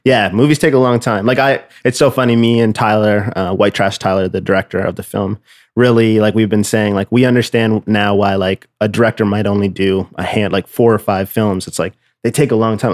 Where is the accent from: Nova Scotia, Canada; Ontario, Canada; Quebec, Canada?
Nova Scotia, Canada; moved away as an adult; now in Toronto, Canada; I'm originally from Nova Scotia